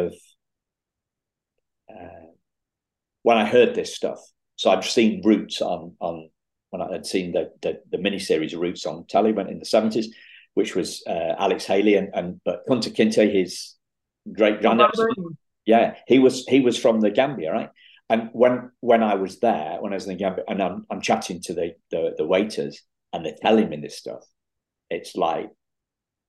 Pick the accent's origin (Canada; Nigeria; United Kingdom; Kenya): United Kingdom; as a Brit